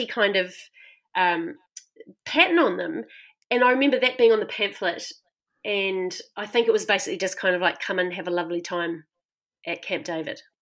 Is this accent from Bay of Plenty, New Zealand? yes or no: no; Christchurch, Canterbury, New Zealand; moved away as an adult; I grew up in Christchurch in a very white city